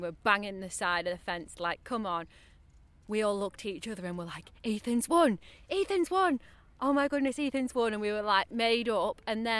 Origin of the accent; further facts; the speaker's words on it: United Kingdom; because he's Team GB and we're obviously British, we were backing him all the way.